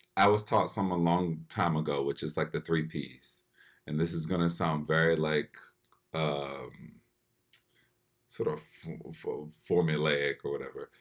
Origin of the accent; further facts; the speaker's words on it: Philadelphia, Pennsylvania, United States; I grew up in Philly